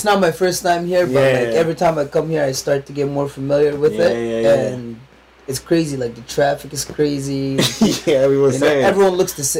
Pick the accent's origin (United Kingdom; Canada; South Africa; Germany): Canada; Edmonton, Alberta; Edmonton, but that's where I'm originally from, Edmonton.